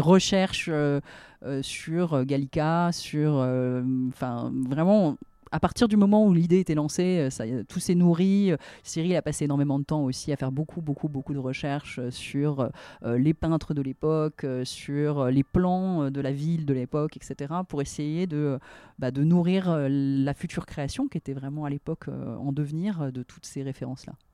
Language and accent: French; France; en tant que Français, créateur français